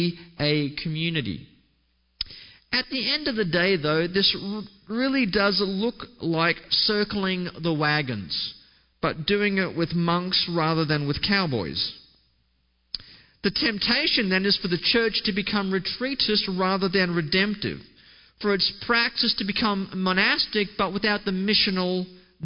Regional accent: Australia; my home country of Australia

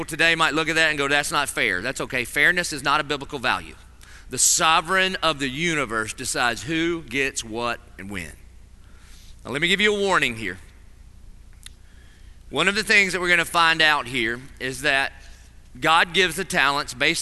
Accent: Dillon, South Carolina, United States; I'm from Dillon, so I was about in the 11th grade before I realized what we were spelling.

